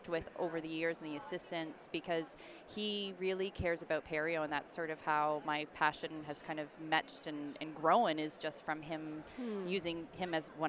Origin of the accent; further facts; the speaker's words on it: Toronto, Ontario, Canada; I was born in Toronto